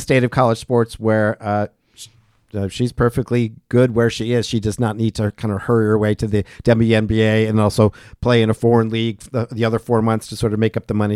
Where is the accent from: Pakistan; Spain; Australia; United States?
United States; New England, Western Massachusetts; now in Asheville, United States; growing up in New England, as I did as well